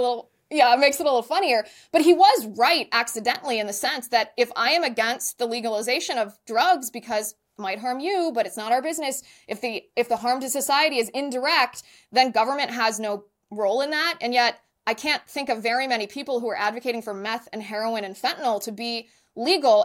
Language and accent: English; Ohio, United States; moved away as an adult; also born or lived in San Diego; I ended up serving in local government in my hometown in Ohio